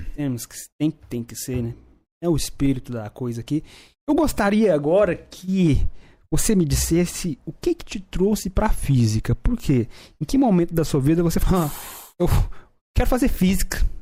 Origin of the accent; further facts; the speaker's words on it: Brazil; eu sou brasileiro